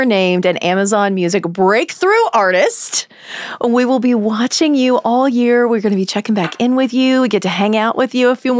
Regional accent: Indiana, United States; I grew up in Indiana.

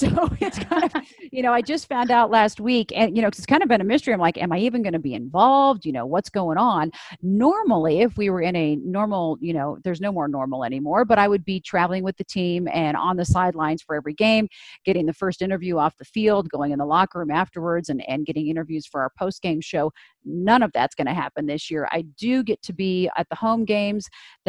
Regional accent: Broomfield, Colorado, United States; I grew up in Broomfield. I'm a fourth generation Coloradan

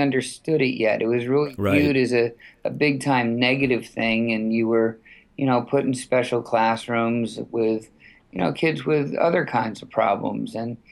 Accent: White Plains, New York, United States; So I'm born in New York City, raised in Westchester County, White Plains, New York.

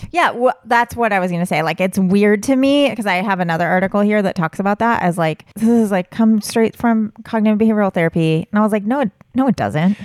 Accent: Southern California, United States; I grew up in Southern California and would go to Disneyland

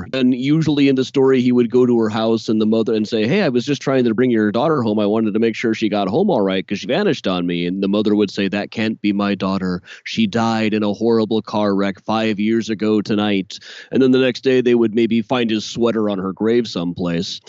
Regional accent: Des Moines, Iowa, United States; moved away as an adult; now in Chicago, United States; growing up in Des Moines

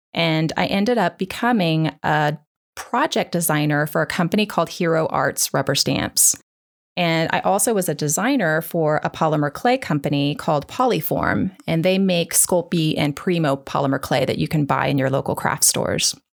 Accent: Kansas, United States; now in Dallas, United States; I grew up in Kansas

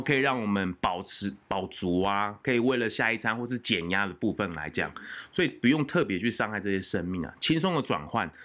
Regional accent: Taiwan; 我们生在台湾

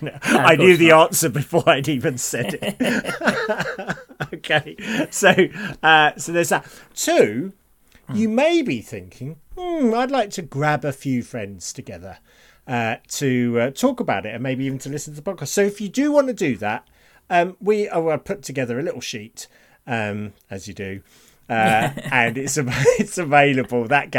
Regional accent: United Kingdom; We feel bad about it because we're British.

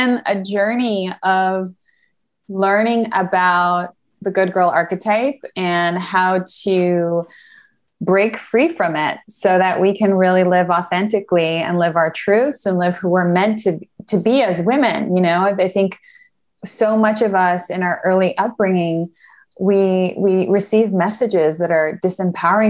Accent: Canada; moved away; also born or lived in Argentina / United States; am originally from Argentina, but I grew up in Canada. So I had a very North American upbringing, grew up in Canada and the States.

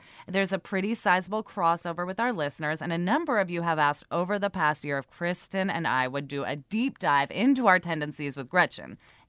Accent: United States; Even though we're American

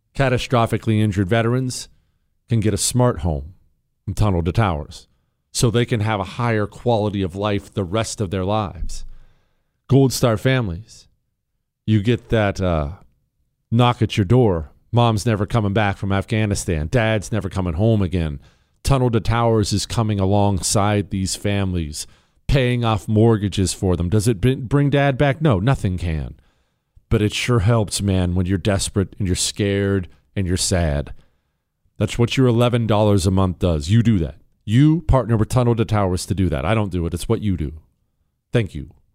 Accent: Montana, United States; I grew up in Montana

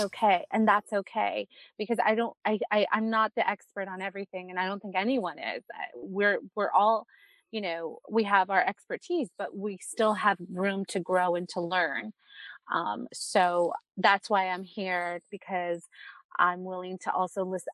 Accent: California, United States; I was born here, like I said, in California, but I, but my family's from Mexico

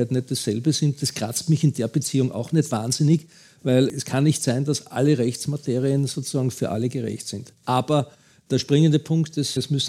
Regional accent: Austria; Bei uns in Österreich geht es ja noch einigermaßen

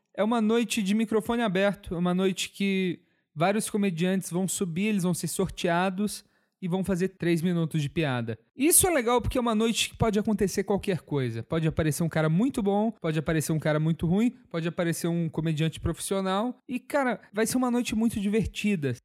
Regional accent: Viçosa, Minas Gerais, Brazil; Eu sou de Viçosa

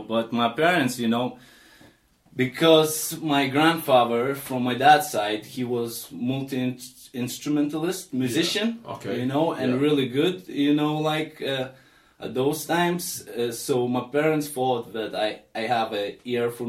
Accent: Lithuania; English is a second language; moved away as an adult; now in Aberdeen, United Kingdom; I'm originally from Lithuania

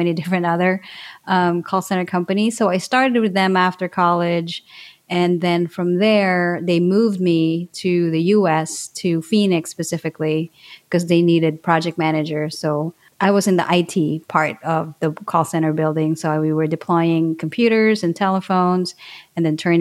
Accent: Calamba, Calabarzon, Philippines; moved away as an adult; now in United States; So I grew up in Laguna, Calamba, Laguna specifically, and I moved to the US

